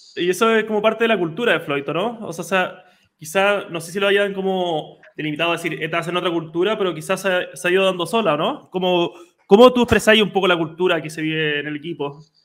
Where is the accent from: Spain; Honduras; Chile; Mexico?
Chile; Somos un país de 18 millones de habitantes, pero ya como chilenos